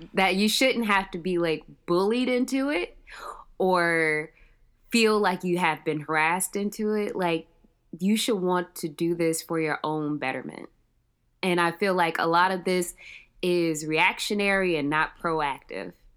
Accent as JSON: {"language": "English", "town": "Cleveland", "region": "Ohio", "country": "United States", "tie": "born or raised there", "also_born_or_lived": "Georgia / North Carolina", "said": "I was born and raised in Cleveland, Ohio"}